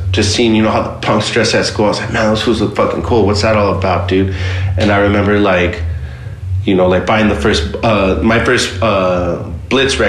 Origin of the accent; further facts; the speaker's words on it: West Covina, California, United States; also born or lived in Monterey Park; I grew up in West Covina. Initially, my family was from Monterey Park